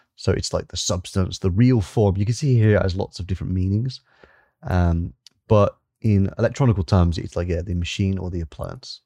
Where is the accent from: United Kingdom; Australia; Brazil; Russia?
United Kingdom; England; I'm an English gentleman